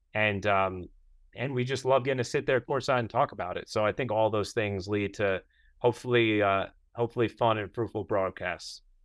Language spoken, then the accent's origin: English; New York, United States; as a New Yorker